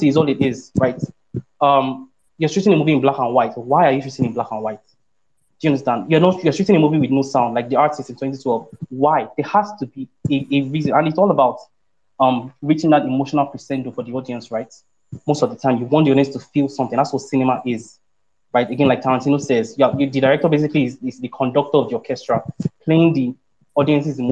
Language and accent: English; Ibadan, Oyo, Nigeria; I grew up in Ibadan.